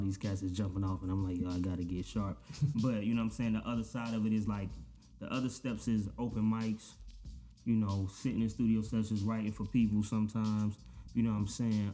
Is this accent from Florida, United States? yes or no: yes; Daytona Beach, Florida, United States; growing up in Daytona, it's like it's a we got a beach for one